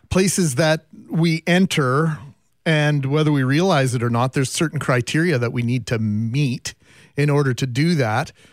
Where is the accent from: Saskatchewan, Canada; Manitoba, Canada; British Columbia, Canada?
Manitoba, Canada; Winnipeg; do I look like I'm from Winnipeg